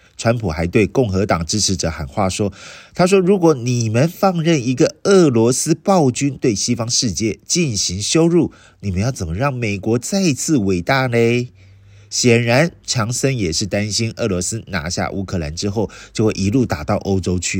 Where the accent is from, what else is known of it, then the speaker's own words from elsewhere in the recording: Taiwan; 我们台湾人